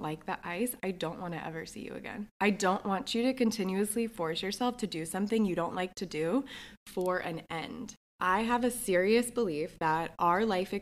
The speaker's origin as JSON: {"language": "English", "region": "New Jersey", "country": "United States", "tie": "born or raised there", "moved": "yes", "lives_now": "New York, United States", "said": "I grew up in New Jersey."}